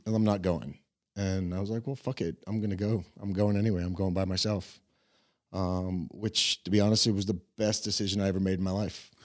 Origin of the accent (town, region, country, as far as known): Tampa, Florida, United States; born or raised there; moved away as an adult; also born or lived in Cleveland, Ohio; now in Prague, Czech Republic